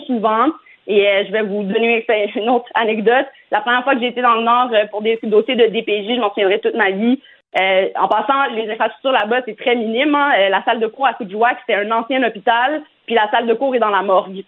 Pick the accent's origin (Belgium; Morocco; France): Morocco; je suis marocaine